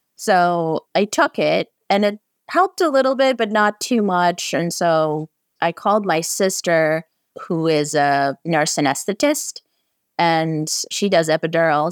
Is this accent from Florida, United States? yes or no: no; San Francisco, California, United States; I'm from San Francisco